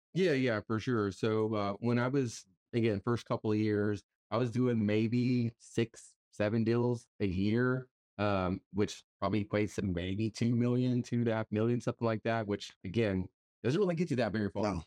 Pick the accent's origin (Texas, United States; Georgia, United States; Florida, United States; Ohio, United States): Texas, United States; Pearsall; now in San Antonio, United States; I'm not originally from San Antonio. I'm actually from a small town, uh, Pearsall, Texas, about an hour south of San Antonio. So, I am a small town guy